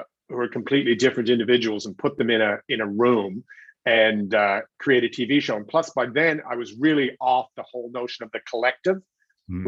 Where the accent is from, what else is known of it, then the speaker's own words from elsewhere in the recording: Newfoundland and Labrador, Canada; I was obviously from Newfoundland